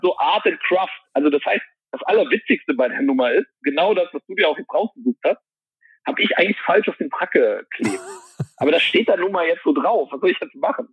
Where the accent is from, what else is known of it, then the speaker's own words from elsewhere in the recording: Mönchengladbach, North Rhine-Westphalia, Germany; moved away as an adult; now in Malta; in meiner Heimat Mönchengladbach